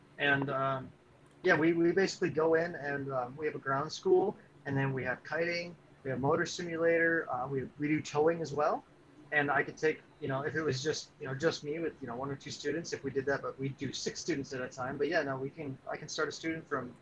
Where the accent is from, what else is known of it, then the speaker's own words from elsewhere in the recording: Minnesota, United States; moved away as an adult; also born or lived in North Carolina; I'm originally from Minnesota, and then I moved to North Carolina